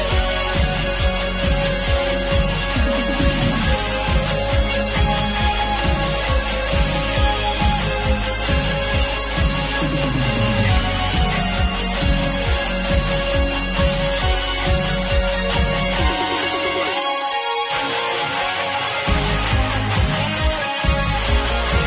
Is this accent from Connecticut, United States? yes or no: no; Delaware County, Pennsylvania, United States; now in Delaware, United States; we're from Delaware County originally